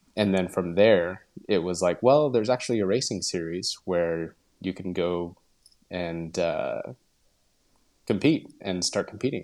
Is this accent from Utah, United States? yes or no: yes; Utah, United States; moved away as an adult; also born or lived in Portland, Oregon; now in Tarragona, Spain; I grew up in Utah